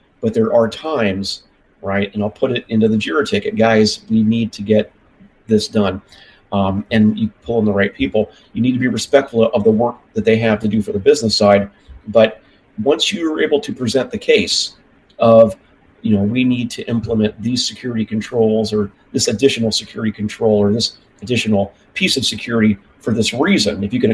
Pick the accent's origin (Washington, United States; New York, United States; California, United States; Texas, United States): California, United States; moved away; I'm from California originally